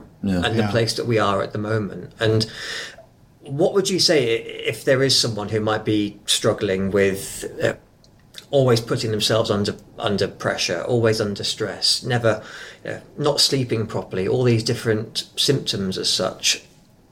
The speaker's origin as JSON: {"language": "English", "region": "England", "country": "United Kingdom", "moved": "yes", "lives_now": "New Zealand", "said": "I am actually from England"}